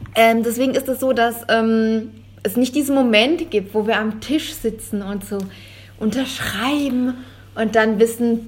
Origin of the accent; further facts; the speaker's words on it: Germany; als Deutscher